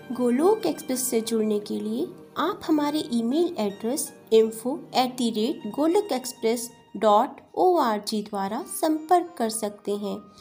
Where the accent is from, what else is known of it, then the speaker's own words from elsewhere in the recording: West Bengal, India; मैं वेस्ट बंगाल से बिलोंग करती हूँ